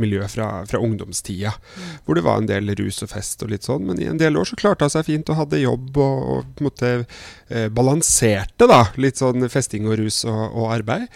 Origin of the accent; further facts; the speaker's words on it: Trondheim, Trøndelag, Norway; er jeg fra Trondheim.